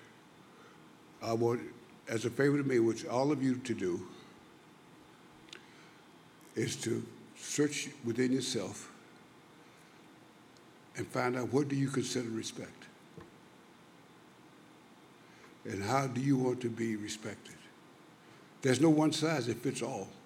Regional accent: Louisiana, United States; I was born in Louisiana

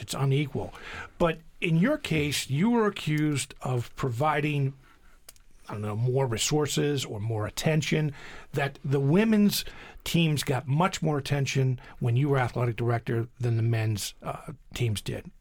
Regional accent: Coatesville, Pennsylvania, United States; Coatesville, my hometown

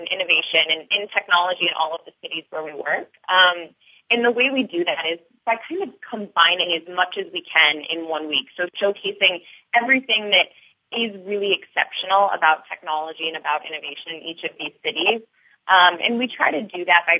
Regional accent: Detroit, Michigan, United States; moved away; also born or lived in Chicago; I'm from Detroit

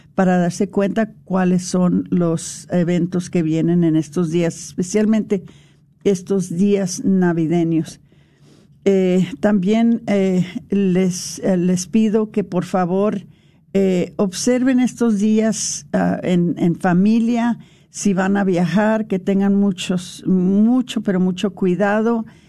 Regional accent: El Paso, Texas, United States; nosotros nos criamos en, en El Paso.

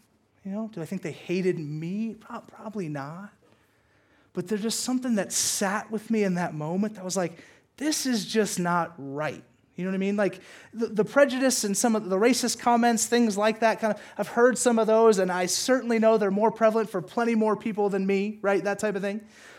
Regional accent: the South, United States; And listen, growing up in the South and being a brown kid, there's not a ton of brown kids in the South.

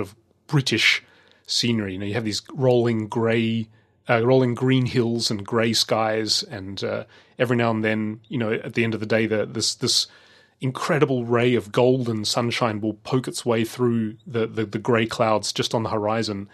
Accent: Australia; growing up in Australia

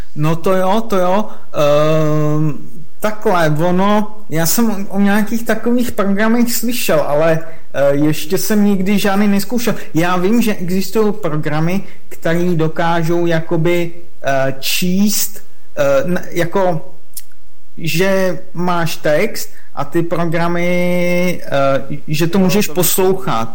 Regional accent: Moravia, Czechia; já jsem Moravák

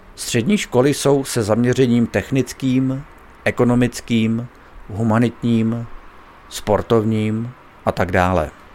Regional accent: Bohemia, Czechia; U nás v Čechách

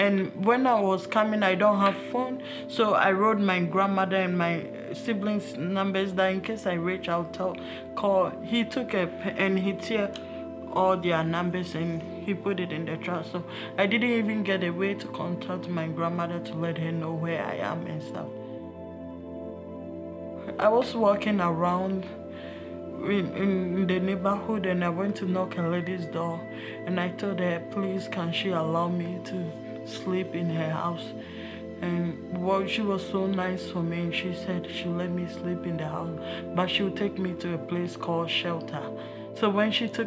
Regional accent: Ghana; moved away; I was born in West Africa from Ghana. It's really different from this place.

